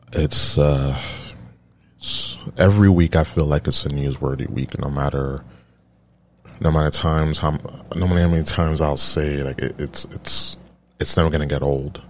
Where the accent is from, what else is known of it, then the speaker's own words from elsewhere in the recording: New York, United States; I'm from New York